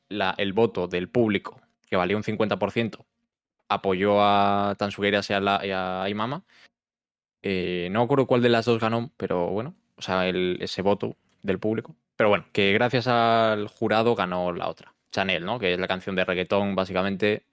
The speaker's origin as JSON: {"language": "Spanish", "region": "Galicia", "country": "Spain", "said": "yo soy gallego"}